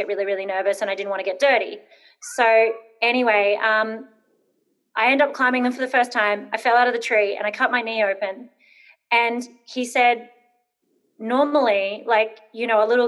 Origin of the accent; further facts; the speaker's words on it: Brisbane, Queensland, Australia; I grew up in Brisbane, moved around a lot. I probably moved 16 times before I turned 12.